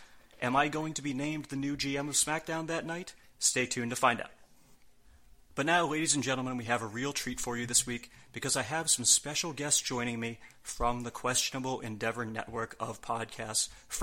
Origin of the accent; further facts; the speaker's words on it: near Philadelphia, Pennsylvania, United States; we are live from Philadelphia, Pennsylvania, very close to where I grew up.